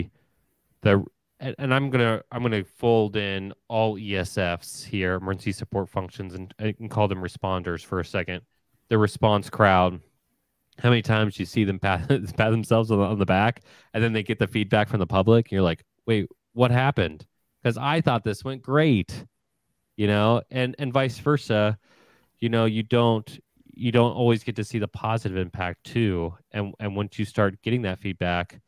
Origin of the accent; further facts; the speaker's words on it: Ohio, United States; I grew up in Ohio